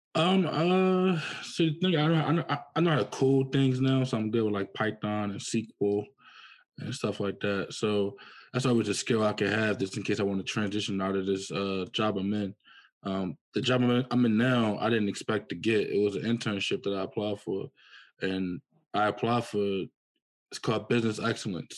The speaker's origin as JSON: {"language": "English", "town": "Philadelphia", "region": "Pennsylvania", "country": "United States", "said": "I'm from Philadelphia, Pennsylvania um, in the process of moving to New York"}